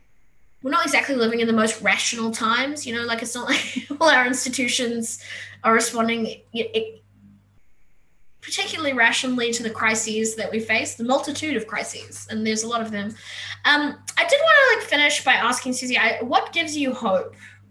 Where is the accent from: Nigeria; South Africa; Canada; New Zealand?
South Africa; moved away; I said I'm an immigrant from South Africa. We moved here in 2005. I've never been able to go back.